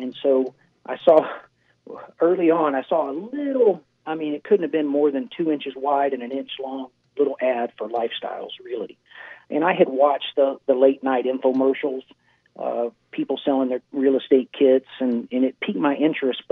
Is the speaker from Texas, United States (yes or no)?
yes; Houston, Texas, United States; moved away as an adult; now in Florida Keys, United States; Growing up in Houston and being in Houston